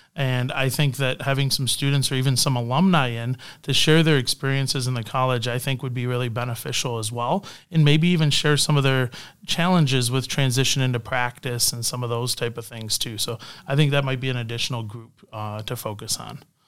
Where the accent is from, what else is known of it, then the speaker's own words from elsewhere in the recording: Canada; moved away; also born or lived in Windsor, Canada; I'm Canadian